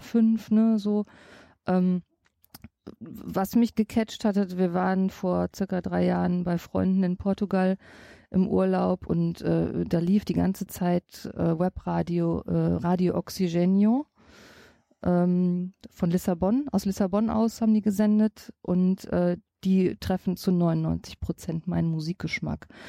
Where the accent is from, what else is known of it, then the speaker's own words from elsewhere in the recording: Düsseldorf, North Rhine-Westphalia, Germany; Ich sag Bütchen. Ich komme aus Oberbilk, ich sag Bütchen